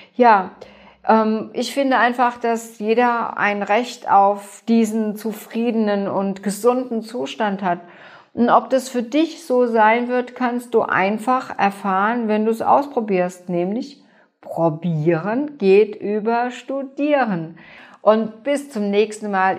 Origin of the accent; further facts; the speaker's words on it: Germany; bei uns in Deutschland